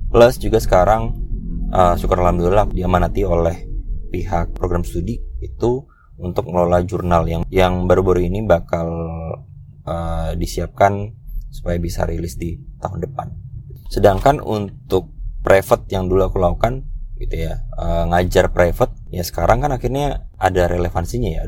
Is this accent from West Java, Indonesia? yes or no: no; Samarinda, East Kalimantan, Indonesia; moved away as an adult; startup di kotaku di Samarinda kemudian setelah itu di 2016 ya karena aku waktu itu eh, 2015 tuh lulus S1 2016 tuh ada kesempatan buat jadi asdos uh, di kampus lain